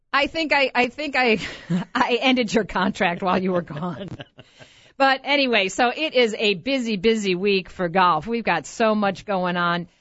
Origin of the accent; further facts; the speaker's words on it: Rochester, New York, United States; moved away; my hometown in Rochester, New York